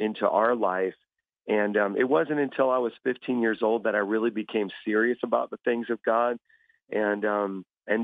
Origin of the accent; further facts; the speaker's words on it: Chicago, Illinois, United States; moved away as an adult; now in New York, United States; I'm originally from a South Chicago area